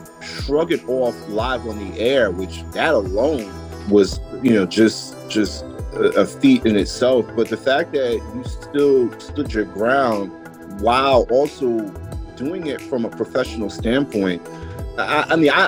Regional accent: New York, United States; moved away as an adult; now in Charlotte, United States; we grew up together in Brevoort Project

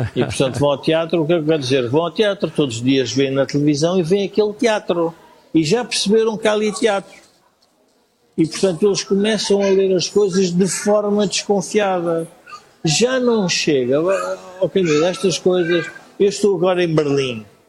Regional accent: Portugal; nós somos portugueses

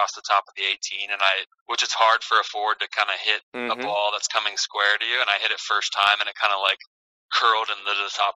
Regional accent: Kansas City, United States; moved away; I'm from Kansas City, so Sporting's a big deal down there

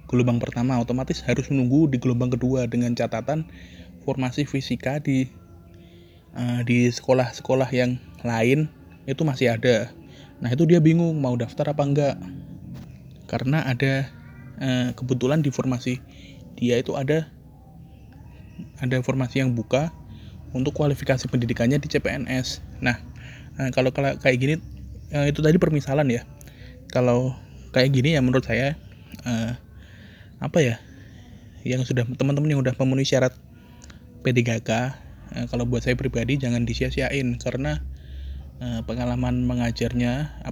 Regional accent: Ngawi, East Java, Indonesia; karena saya dulu saya asli saya asli dari Ngawi domisili Ngawi KTP saya Ngawi

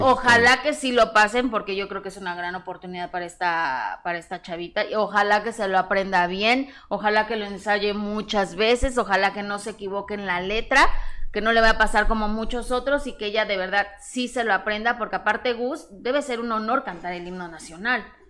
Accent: Mexico; como mexicana

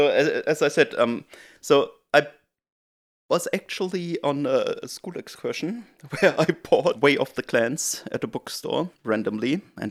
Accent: Germany; moved away as an adult; now in New Zealand; Yeah, so I'm originally from Germany, and I came to New Zealand to work because I did a PhD in Germany

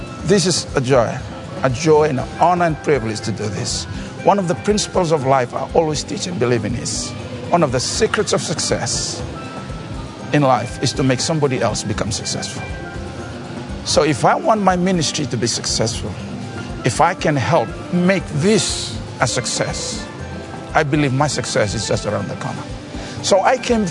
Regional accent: Fiji; I'm from Fiji.

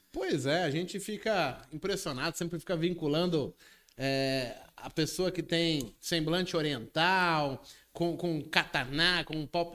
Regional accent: Brazil; a gente, como brasileiro em si

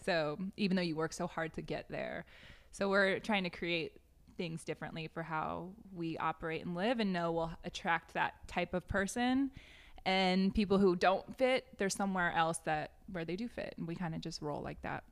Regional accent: United States; moved away; also born or lived in Wyoming / Washington; I grew up in Wyoming and Washington State

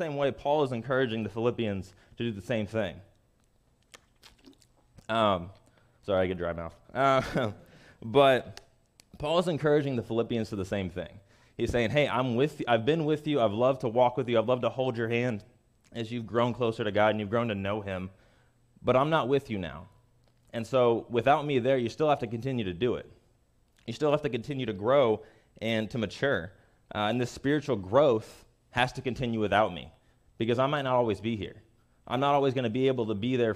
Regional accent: Kansas City, Missouri, United States; I'm from Kansas City

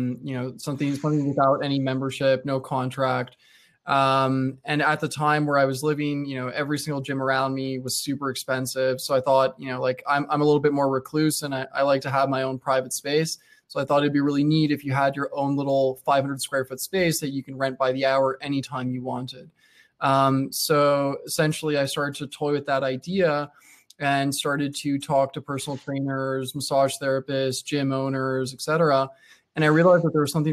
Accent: Montreal, Quebec, Canada; born and raised in Montreal

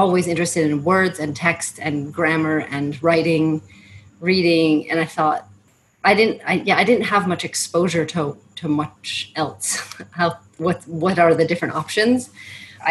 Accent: Syracuse, New York, United States; moved away as an adult; also born or lived in Charlotte, North Carolina / Netherlands / Thailand; I grew up in Syracuse, New York

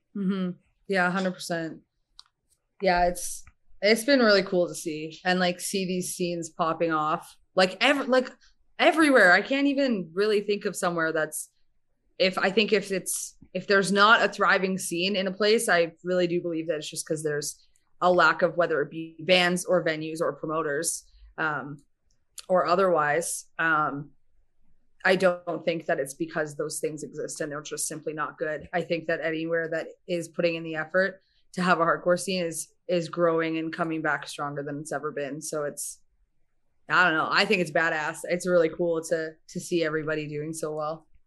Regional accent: Winnipeg, Manitoba, Canada; moved away as an adult; also born or lived in Calgary; now in Alberta, Canada; we're both from Winnipeg, Manitoba.

